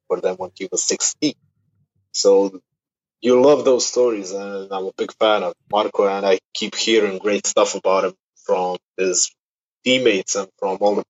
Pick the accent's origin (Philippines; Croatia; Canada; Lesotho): Croatia; Split, Split-Dalmatia County; I'm from Split